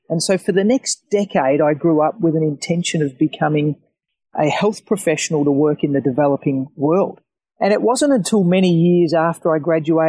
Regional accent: Melbourne, Victoria, Australia; I'm a Mexican. I'm from Melbourne, so I grew up with Australian rules and married a Brazilian.

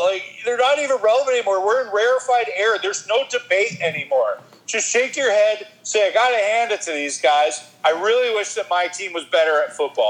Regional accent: Worcester, Massachusetts, United States; moved away as an adult; now in Los Angeles, United States; I'm from Worcester.

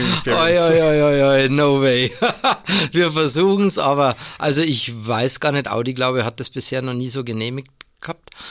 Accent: Ingolstadt, Bavaria, Germany; also born or lived in Stuttgart / Marburg; bin 59 Jahre alt, gebürtiger Ingolstädter und äh, darf seit 1999 in Ingolstadt wieder arbeiten, weil ich vorher dann in Stuttgart und so weiter und in Marburg unterwegs war.

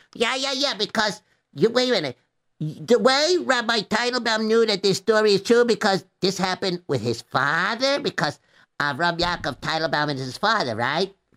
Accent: New York, United States; I was born right here in New York

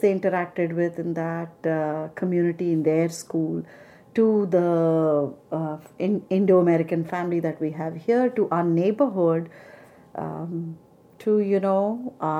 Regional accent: Jabalpur, Madhya Pradesh, India; moved away as an adult; now in United States; my dad had been transferred from Jabalpur, my hometown

